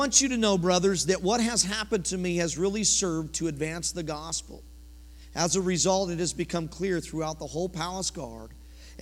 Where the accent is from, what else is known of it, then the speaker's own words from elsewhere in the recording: Colorado, United States; now in Oklahoma, United States; I'm from Colorado originally